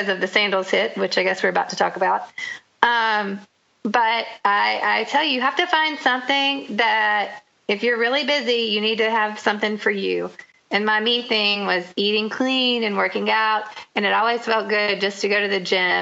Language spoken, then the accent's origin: English; the South, United States; I grew up in the South